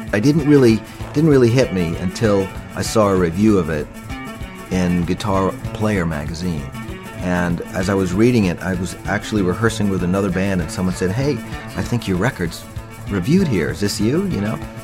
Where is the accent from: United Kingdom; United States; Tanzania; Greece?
United States; Westbury, New York; I grew up on Long Island, born in 56